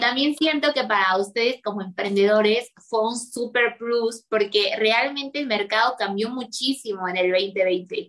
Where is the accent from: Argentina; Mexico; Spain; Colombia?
Mexico; como mexicanos, pues es nuestra cultura